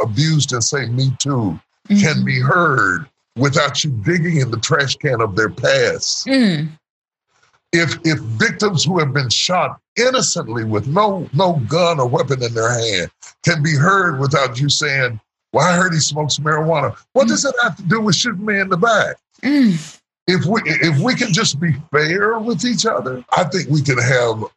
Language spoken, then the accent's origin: English; West Virginia, United States; I grew up in West Virginia